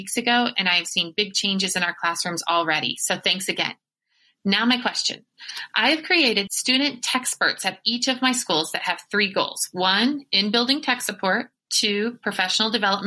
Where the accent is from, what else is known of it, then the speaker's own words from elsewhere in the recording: Texas, United States; now in Colorado, United States; I'm originally from Texas